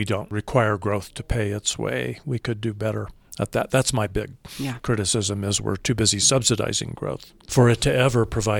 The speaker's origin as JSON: {"language": "English", "town": "Colorado Springs", "region": "Colorado", "country": "United States", "tie": "born or raised there", "also_born_or_lived": "Dallas, Texas", "said": "I moved back here to my hometown from Dallas, Texas, because it was insane. You spent your life on the freeway, and people were shooting each other on the freeway. I did not move to Denver. I chose to move to Colorado Springs."}